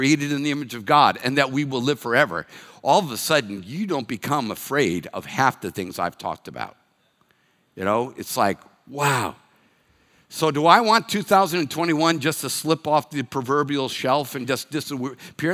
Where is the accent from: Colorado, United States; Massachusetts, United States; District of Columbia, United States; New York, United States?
Massachusetts, United States; Reading; first language English; moved away; I'm from Reading, Massachusetts